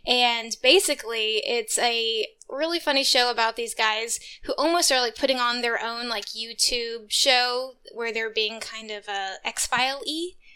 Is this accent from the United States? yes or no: yes; Texas, United States; I'm from Texas. We don't have basements here.